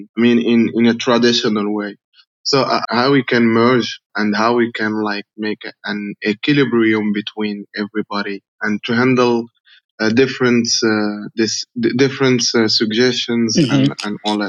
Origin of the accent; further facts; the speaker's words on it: Morocco; I'm from Morocco, and I work for a foundation as an expert trainer.